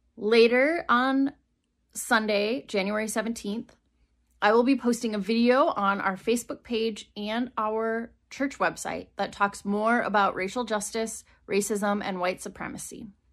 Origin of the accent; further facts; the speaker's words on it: Wisconsin, United States; moved away as an adult; also born or lived in Rock Island, Illinois / Iowa; growing up in Wisconsin